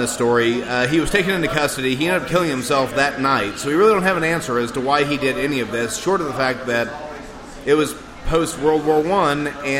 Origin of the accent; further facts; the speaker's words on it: Jasper, Missouri, United States; I am from a bump in the road known as Jasper, Missouri.